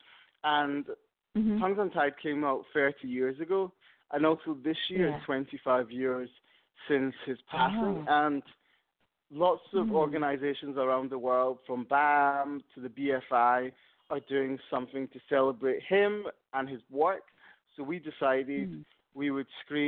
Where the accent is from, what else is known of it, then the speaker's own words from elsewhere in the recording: Scotland, United Kingdom; moved away; I'm from Scotland, so we used to go to France a lot as kids.